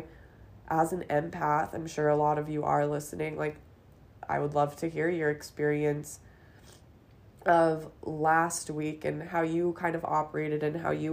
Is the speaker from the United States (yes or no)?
yes; Los Angeles, California, United States; I grew up in Los Angeles